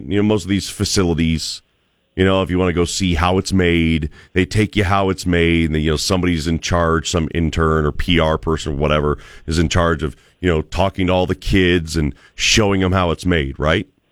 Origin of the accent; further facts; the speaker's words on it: Cleveland, Ohio, United States; moved away as an adult; also born or lived in Birmingham, Alabama; now in Boise, United States; I grew up in Cleveland, Ohio